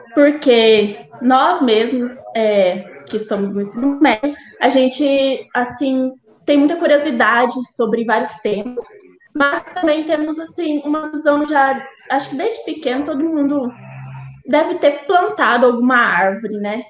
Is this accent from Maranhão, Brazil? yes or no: no; Olímpia, São Paulo, Brazil; eu nasci em Olímpia, e lá tinha a fábrica de cana